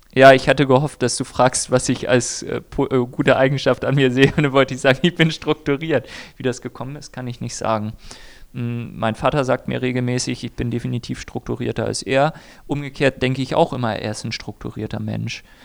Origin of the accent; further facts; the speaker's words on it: Germany; ich bin weiß, komme aus einer guten Mittelschicht und bin Deutscher